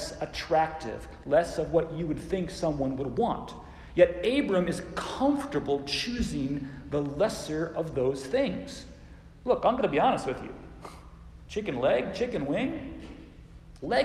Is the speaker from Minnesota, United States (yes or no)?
no; Phoenix, Arizona, United States; When I was a kid growing up in Phoenix